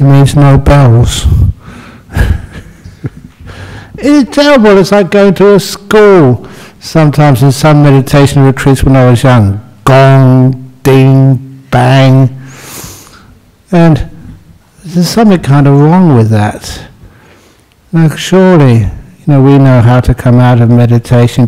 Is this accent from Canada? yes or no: no; London, United Kingdom; I was born in London